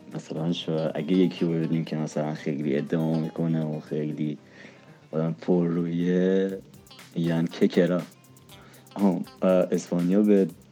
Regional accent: Isfahan, Iran; moved away as an adult; now in Tehran, Iran; من بزرگ شده اصفهانم اصالتا شیرازی هم بزرگ شده اصفهانم الانم خب تهران درس میخونم

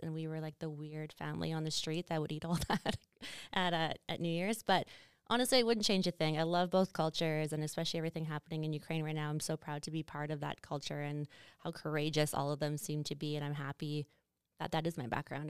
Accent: Estevan, Saskatchewan, Canada; now in Calgary, Canada; I'm from Estevan, Saskatchewan, which is that little southeast corner, um, and not a very big, I mean, I guess it's a city, but it's not really a city. It's quite small, but I really appreciated living in a small town.

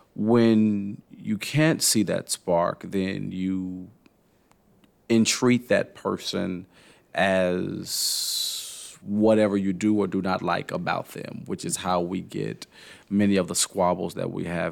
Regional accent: Nashville, Tennessee, United States; now in Louisville, United States; I grew up in Nashville

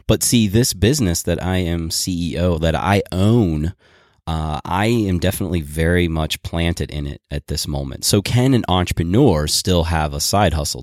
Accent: Boulder, Colorado, United States; We're from Boulder.

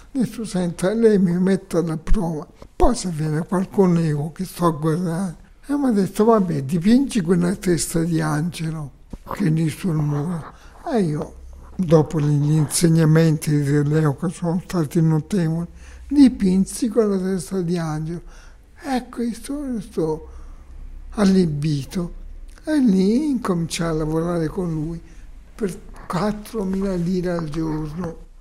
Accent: Cittanova, Calabria, Italy; moved away; also born or lived in Rome / Milan; Di un paese Citronova, 70 km da Reggio.

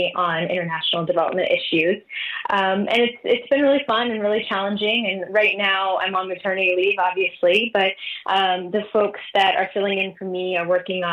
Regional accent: Virginia Beach, Virginia, United States; now in Washington, D.C., United States; I grew up in Virginia Beach, Virginia

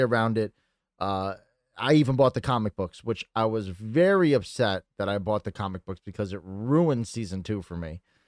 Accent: Connecticut, United States; I'm a stoner from Connecticut

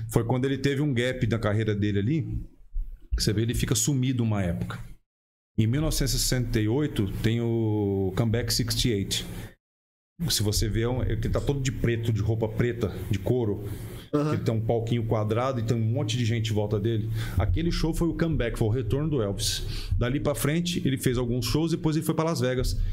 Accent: Paraná, Brazil; also born or lived in Londrina / Curitiba; eu, sou Paraná, eu sou do Paraná

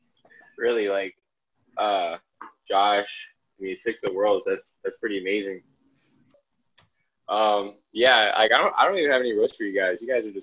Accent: California, United States; I'm from Cali.

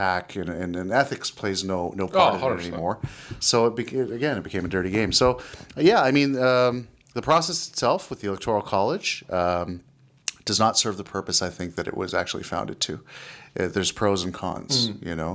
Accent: Canada; I'm a Canadian

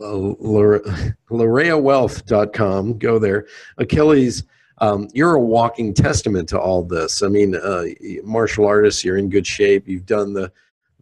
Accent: Pennsylvania, United States; I grew up in Pennsylvania

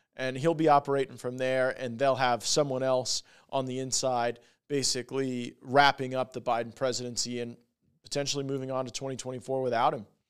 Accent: Florida, United States; we are from Florida

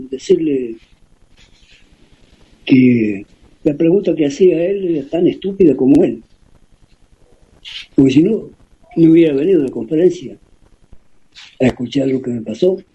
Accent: Ingeniero Jacobacci, Río Negro, Argentina; moved away; después, como yo me fui de Yacobasi, yo me fui hace muchísimos años. Y después de mi familia en Jacobasi quedan muy poco. a un tío y los primos, ¿no?

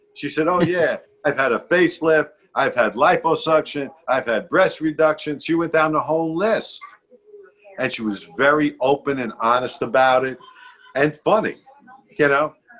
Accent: New York City, New York, United States; being a New Yorker, definitely, because I, I write in my book again when I was growing up in the South Beach projects

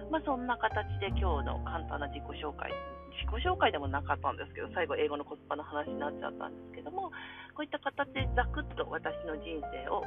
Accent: Kansai, Japan; accent: Kansai dialect; first language Japanese; 日本で育ちました。えっと、出身は関西です。なので、えっと、私のネイティブ日本語は関西弁です。いまだ

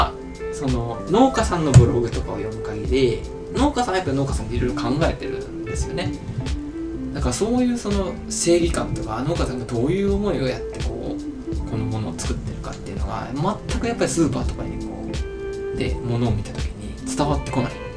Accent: Onomichi, Hiroshima, Japan; 大学を退学退学自主卒業してあの地元に帰ってきた

